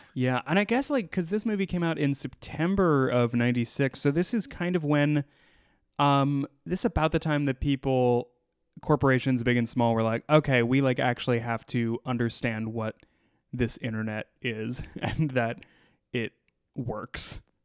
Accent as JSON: {"language": "English", "country": "United States", "tie": "born or raised there", "said": "growing up in the United States"}